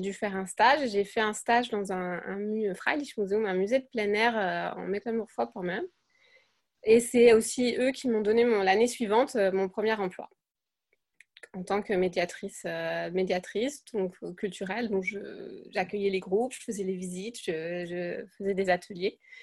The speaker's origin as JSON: {"language": "French", "country": "France", "also_born_or_lived": "Germany", "moved": "as an adult", "lives_now": "Siegburg, Germany", "said": "je suis française. J'habite en Allemagne depuis bien longtemps, 13 ans à peu près"}